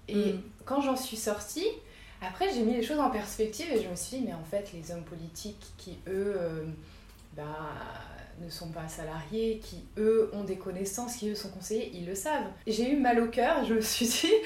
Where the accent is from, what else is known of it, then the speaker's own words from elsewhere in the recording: Moselle, Grand Est, France; je suis née en, en Moselle